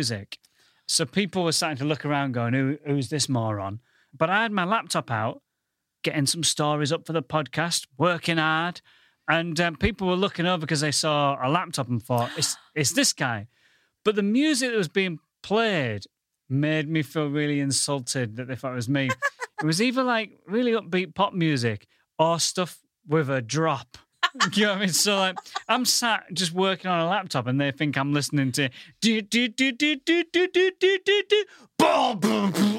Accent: Goole, Yorkshire and the Humber, United Kingdom; now in London, United Kingdom; I come from the northern town of Goole

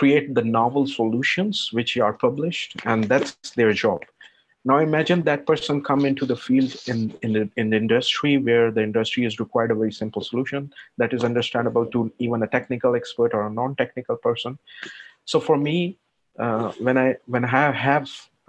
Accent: Pakistan; moved away as an adult; now in Luxembourg; I'm not European citizen, so I'm non-European, I'm from Pakistan

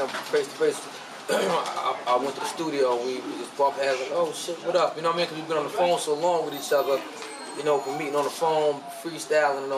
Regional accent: New York City, New York, United States; I'm from East New York.

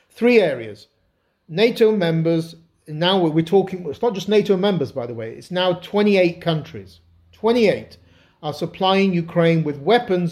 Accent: Yorkshire and the Humber, United Kingdom; I grew up in God's own country, Yorkshire, and did all my university in Britain

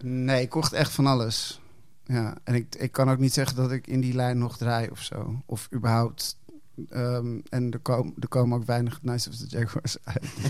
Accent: Hilversum, North Holland, Netherlands; also born or lived in Amsterdam / Chile (parents); op mijn achtervuist verhuisde ik naar Hilversum.

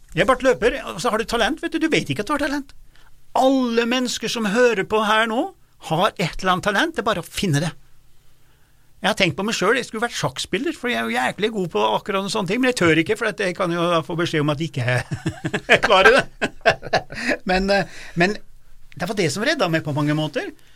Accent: Dombås, Innlandet, Norway; moved away; der jeg vokste opp, på Dombås

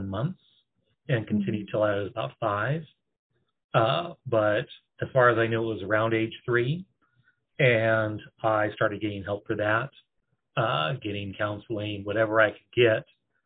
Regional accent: Oregon, United States; moved away as an adult; also born or lived in East Coast; I'm originally from Oregon

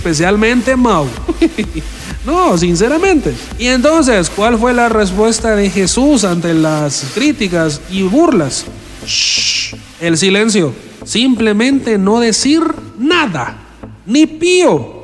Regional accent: El Salvador; como decimos acá en El Salvador

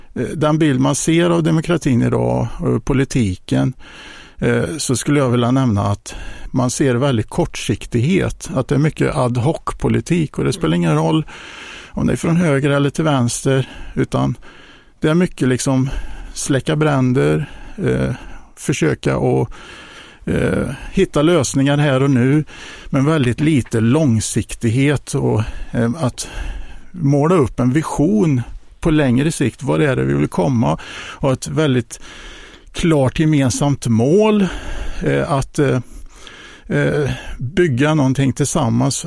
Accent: Hjo, Västra Götaland, Sweden; har växt upp i Jo, ehm, den största delen av mitt liv, eh, bott en liten period i Jönköping

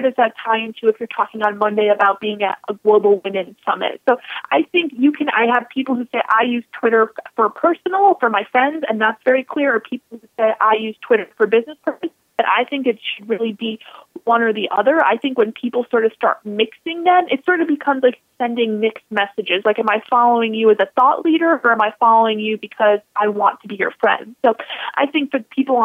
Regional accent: Buffalo, New York, United States; growing up in Buffalo

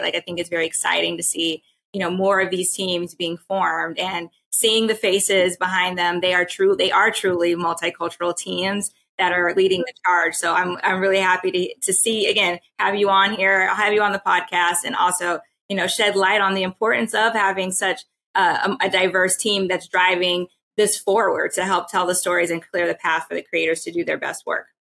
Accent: Texas, United States; I'm from Texas.

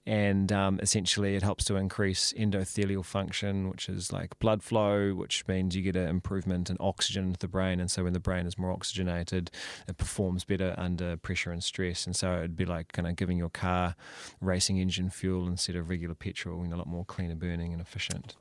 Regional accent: Napier, Hawke's Bay, New Zealand; moved away as an adult; also born or lived in Palmerston North / Christchurch / Wellington; I was born in, um, in Palms North, and then we moved around a bit and eventually settled, uh, when I was quite young, uh, in Hawke's Bay

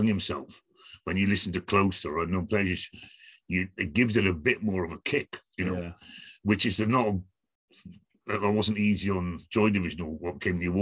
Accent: Aberfan, Wales, United Kingdom; I grew up around Aberfan, went to school in Aberfan

